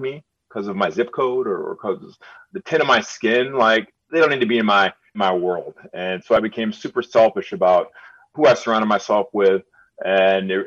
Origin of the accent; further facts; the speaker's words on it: Birmingham, Michigan, United States; I grew up in Birmingham and I spoke the way I spoke